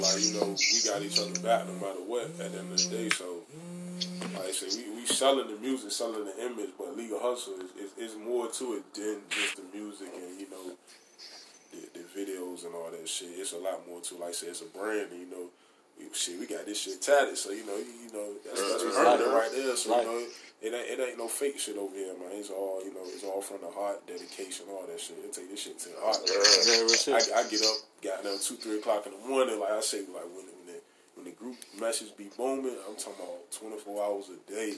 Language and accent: English; Norfolk, Virginia, United States; born and raised in Norfolk, man. You know, shit, I had grew up out Crown Point